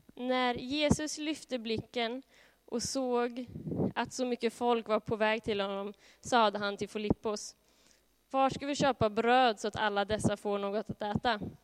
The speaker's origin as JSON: {"language": "Swedish", "town": "Norrköping", "region": "Östergötland", "country": "Sweden", "tie": "born or raised there", "said": "född och uppvuxen i Norrköping"}